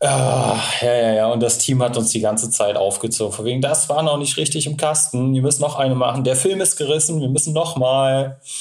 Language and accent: German; Hamburg, Germany; gebürtig komme ich ja aus Hamburg